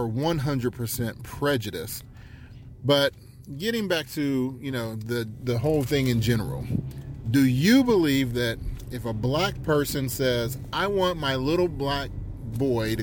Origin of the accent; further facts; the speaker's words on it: South Charleston, West Virginia, United States; growing up in South Charleston, West Virginia